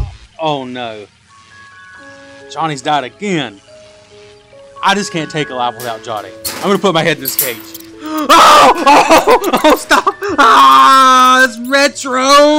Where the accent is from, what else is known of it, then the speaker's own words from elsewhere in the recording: Australia; We're from Australia, and you want to be our third Australian fan.